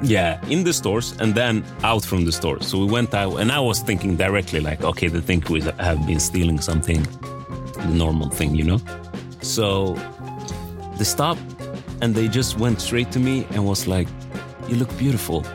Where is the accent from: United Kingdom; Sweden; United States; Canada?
Sweden; Västerås, Västmanland; I'm born and raised in Sweden. I came from a small town called Västerås.